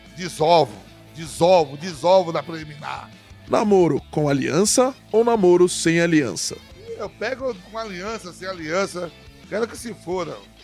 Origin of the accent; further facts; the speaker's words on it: Brazil; moved away as an adult; also born or lived in Netherlands / Italy / France; Eu sou um atleta, ex-atleta, que saí do Brasil com 18 anos